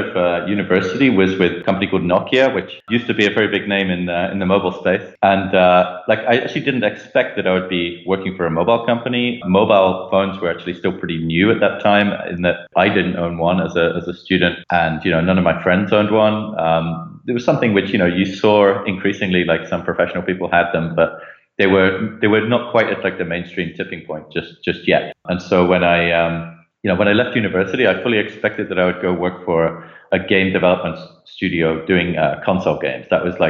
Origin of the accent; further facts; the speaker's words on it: Leicester, East Midlands, United Kingdom; accent: generic; So I grew up in the UK. You might not be able to tell that from my accent, which has got a lot more sort of generic over the years. But I grew up in a little village like shortly outside of a city called Leicester in the United Kingdom.